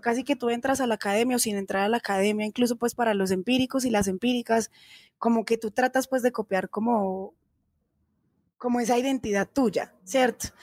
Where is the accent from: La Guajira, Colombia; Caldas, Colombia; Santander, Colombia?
Caldas, Colombia; Manizales; moved away as an adult; now in Bogotá, Colombia; Yo soy de Manizales Caldas y soy profesional de la Universidad de Caldas en Artes Plásticas